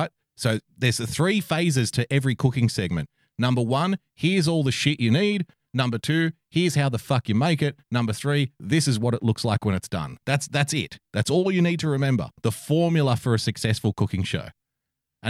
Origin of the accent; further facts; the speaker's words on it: Australia; I'm an Australian.